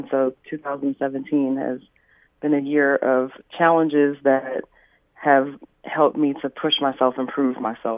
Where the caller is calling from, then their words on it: New York City, New York, United States; I'm calling from New York.